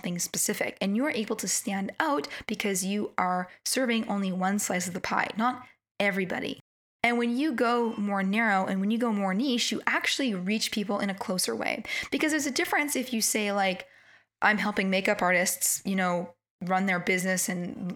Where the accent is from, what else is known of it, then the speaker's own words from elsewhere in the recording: Canada; accent: Canadian; with my Canadian accent